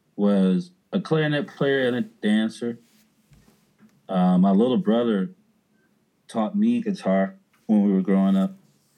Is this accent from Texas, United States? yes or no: yes; Houston, Texas, United States; first language American Sign Language; English is a second language; moved away as an adult; also born or lived in Humble, Texas / New Orleans; I grew up in Houston, Texas. I was born in a place called Humble. Spent right outside of Houston. Spent most of my adolescence in a smaller part of Houston called Greens Point.